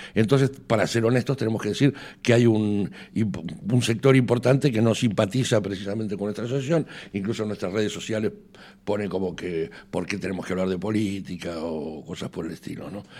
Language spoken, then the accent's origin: Spanish; Argentina; now in Spain; tanto él como yo tenemos nacionalidad española, o sea, no contaríamos como argentinos